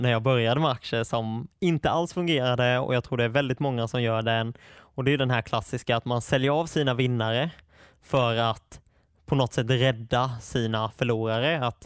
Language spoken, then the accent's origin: Swedish; Småland, Sweden; det grundar ju sig mycket i att jag är från Småland och det var de bolagen jag hade störst möjlighet att besöka